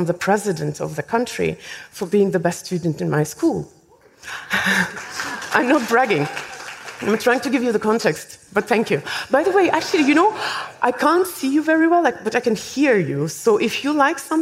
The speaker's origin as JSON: {"language": "English", "country": "Estonia", "tie": "born or raised there", "said": "I was born in Soviet Union. In fact, I was 14 when Soviet Union collapsed. So I went through the schooling system in the Soviet system. Of course, the last few years, it was, technically speaking, independent Estonia"}